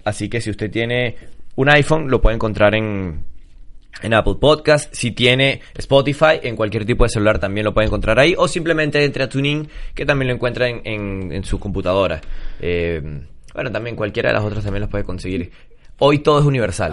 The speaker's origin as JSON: {"language": "Spanish", "country": "Venezuela", "said": "somos venezolanos"}